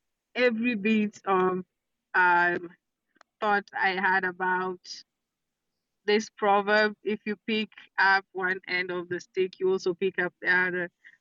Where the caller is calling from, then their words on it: Nairobi, Kenya; I'm speaking from Nairobi, Kenya.